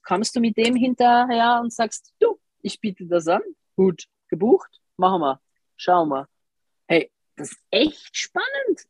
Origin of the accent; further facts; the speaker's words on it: Switzerland; bei uns in der Schweiz